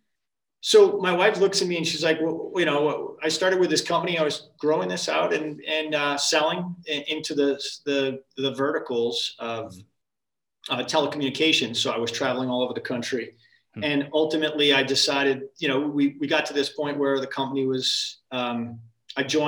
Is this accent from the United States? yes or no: yes; Connecticut, United States; moved away as an adult; also born or lived in Massachusetts; I grew up in Connecticut.